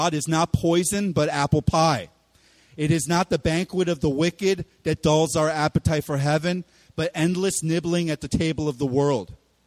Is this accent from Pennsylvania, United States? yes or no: yes; Philadelphia, Pennsylvania, United States; I'm from Philly